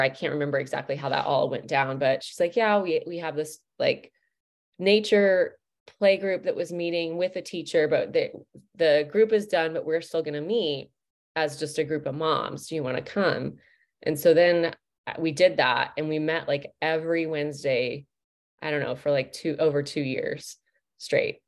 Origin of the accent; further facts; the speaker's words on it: Midwest, United States; I'm from the States. I'm from the Midwest